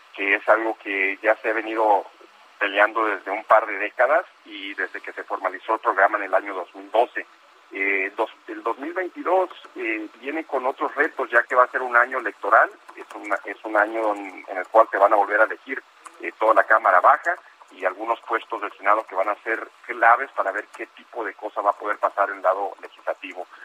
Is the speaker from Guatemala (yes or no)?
no; United States; como mexicano americano en los Estados Unidos